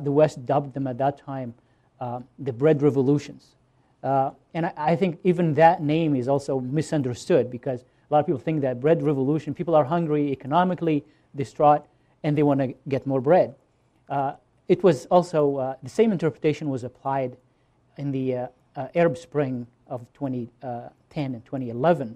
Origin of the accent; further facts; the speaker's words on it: Tunisia; moved away; I was born in Tunisia